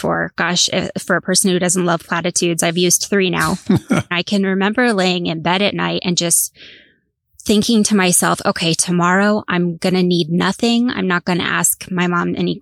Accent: Northeast Coast, United States; I grew up on the Northeast Coast.

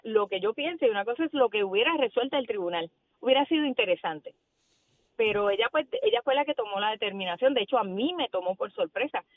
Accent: Yauco, Puerto Rico; vengo de, de un pueblo, yo vengo de Yauco, donde los vecinos todos éramos eh, familia

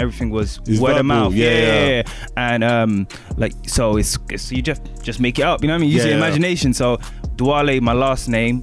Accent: London, United Kingdom; I'm from East

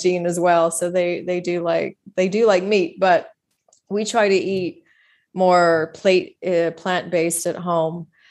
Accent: Texas, United States; I grew up in Texas

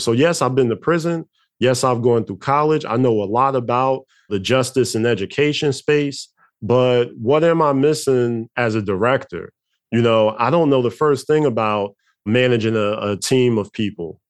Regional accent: Newark, New Jersey, United States; where I grew up at in Newark, New Jersey

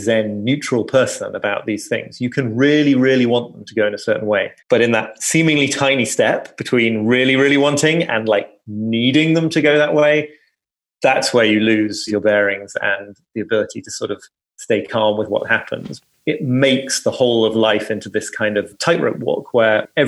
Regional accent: United Kingdom; being British

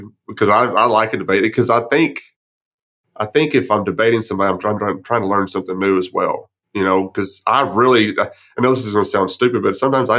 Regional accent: Texas, United States; I'm pretty from West Texas, and we do know everything down in West Texas.

